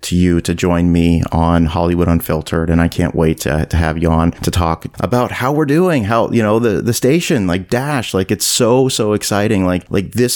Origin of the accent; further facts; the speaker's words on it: Nova Scotia, Canada; I grew up in Canada. I grew up in Nova Scotia. It's where I was born and raised.